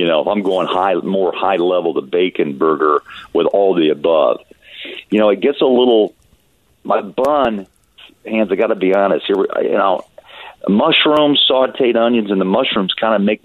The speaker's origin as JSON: {"language": "English", "country": "United States", "tie": "born or raised there", "also_born_or_lived": "Missouri / Kansas", "said": "I grew up in Kansas, as you know, and Missouri"}